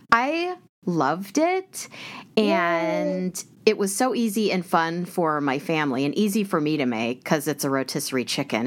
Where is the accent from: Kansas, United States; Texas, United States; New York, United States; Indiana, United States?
Kansas, United States; Prairie Village; we are from the same hometown